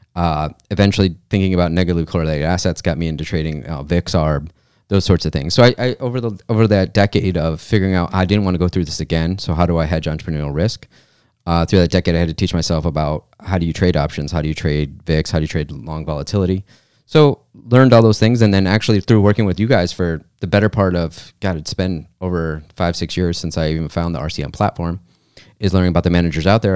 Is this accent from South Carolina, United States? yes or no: no; Michigan, United States; I grew up in Michigan